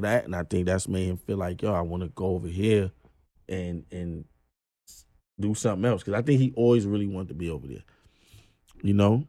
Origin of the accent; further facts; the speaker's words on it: Brooklyn, New York, United States; I'm like, yo, I'm from Brooklyn.